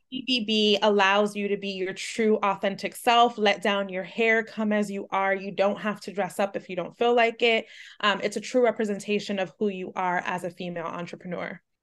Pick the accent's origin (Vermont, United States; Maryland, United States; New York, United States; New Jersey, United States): New York, United States; New York City; a Latina growing up in New York City